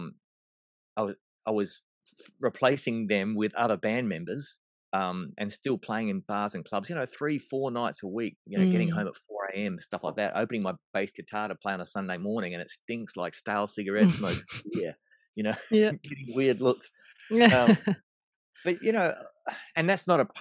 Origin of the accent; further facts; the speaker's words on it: Melbourne, Victoria, Australia; moved away; I was born in Melbourne, Australia.